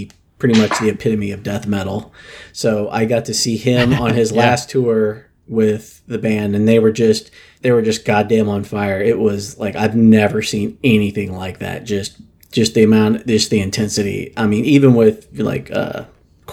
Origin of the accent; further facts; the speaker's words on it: Springfield, Missouri, United States; I'm from Springfield, Missouri